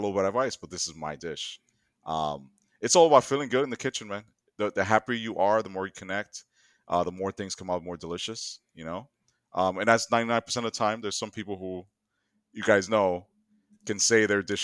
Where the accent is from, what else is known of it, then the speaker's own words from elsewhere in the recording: New York, United States; I'm from New York and I'm Dominican